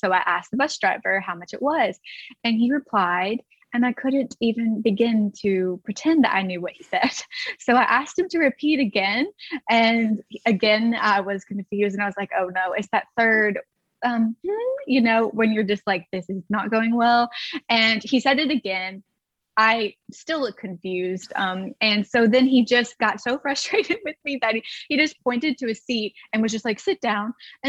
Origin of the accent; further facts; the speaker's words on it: Alabama, United States; I am from Alabama, USA, and I studied abroad in Stirling, Scotland in 2019